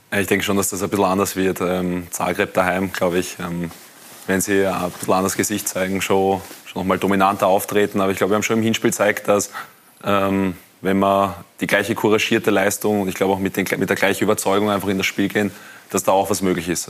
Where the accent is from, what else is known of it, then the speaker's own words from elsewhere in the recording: Wiener Neustadt district, Lower Austria, Austria; ich komme aus, der, aus dem Bezirk Wiener Neustadt